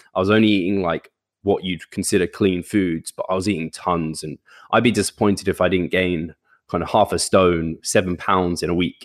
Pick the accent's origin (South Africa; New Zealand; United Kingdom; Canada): United Kingdom; now in London, United Kingdom; I've only ever lived, like, out, just outside of London with my parents.